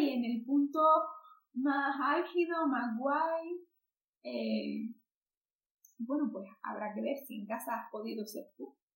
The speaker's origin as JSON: {"language": "Spanish", "country": "Spain", "said": "yo también soy eh, persona española"}